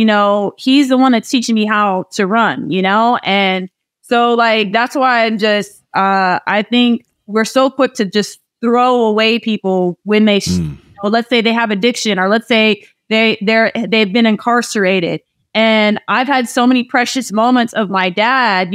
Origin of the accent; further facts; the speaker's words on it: Iowa, United States; moved away as an adult; I grew up in Iowa. I walked to school, ran to school every day